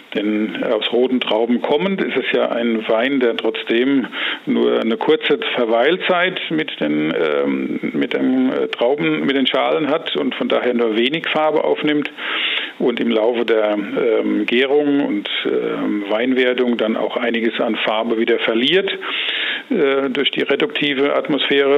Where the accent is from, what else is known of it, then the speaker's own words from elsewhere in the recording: Rheinhessen, Rhineland-Palatinate, Germany; aufgewachsen und geboren in Rheinhessen